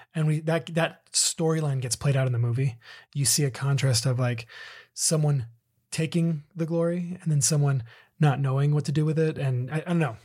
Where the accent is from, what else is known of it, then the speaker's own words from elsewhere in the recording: Southern California, United States; we grew up in Southern California